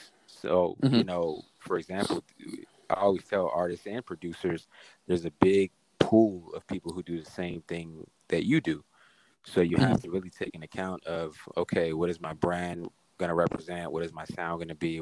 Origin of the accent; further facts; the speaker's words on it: New York City, New York, United States; I'm from Queens, New York. I'm more of a up north guy.